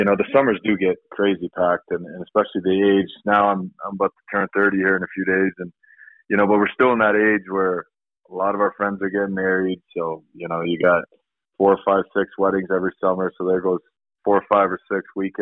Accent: Sweden; also born or lived in Toronto, Canada; now in Colorado, United States; me growing up in Sweden and previously played junior hockey in Toronto

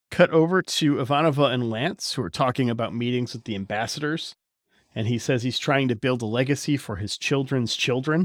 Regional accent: United States; I'm from America

